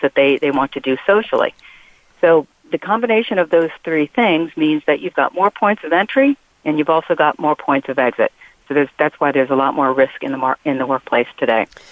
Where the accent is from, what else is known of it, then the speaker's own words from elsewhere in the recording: Philadelphia, Pennsylvania, United States; I'm from Philadelphia